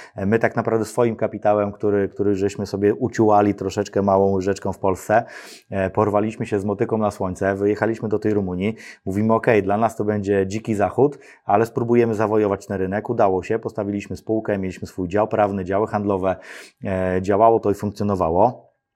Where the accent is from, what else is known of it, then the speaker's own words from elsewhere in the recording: Radom, Masovian Voivodeship, Poland; ja pochodzę z Radomia, tam obok jest Przytyk